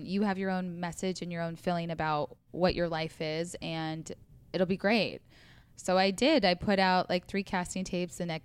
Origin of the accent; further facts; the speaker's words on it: Council Bluffs, Iowa, United States; also born or lived in Omaha, Nebraska; now in Los Angeles, United States; I am born and raised in Iowa, Council Bluffs, Iowa, Omaha, Nebraska. They're like river cities.